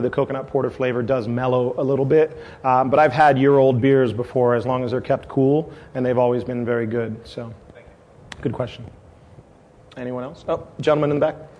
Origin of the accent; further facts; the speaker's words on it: San Diego, California, United States; now in Maui, United States; My grandpa worked for the purchasing department at Scripps Oceanographic Institute in San Diego. Uh, it was where I grew up, San Diego